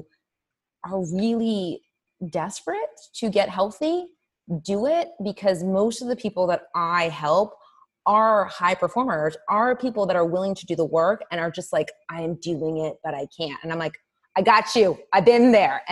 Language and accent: English; Indianapolis, Indiana, United States; moved away as an adult; also born or lived in East Coast; I moved from the East Coast to Indianapolis, which is where I'm originally from